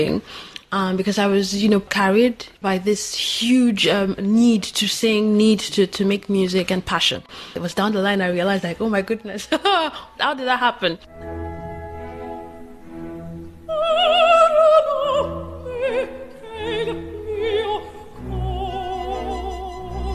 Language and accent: English; Nigeria; moved away as an adult; now in France; I'm from Nigeria